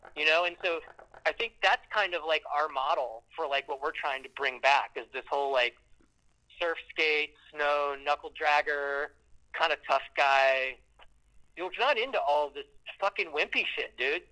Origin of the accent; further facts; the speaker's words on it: Canton, Ohio, United States; I'm from Canton